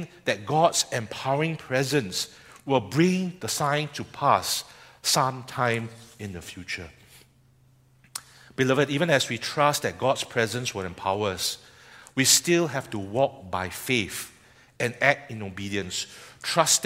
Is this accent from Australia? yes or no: no; Singapore; as a Singaporean